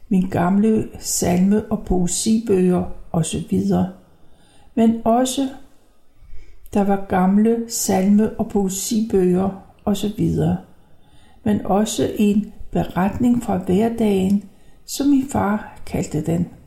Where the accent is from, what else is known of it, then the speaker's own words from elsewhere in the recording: Copenhagen, Capital Region of Denmark, Denmark; born there; jeg er født i 1932 i København.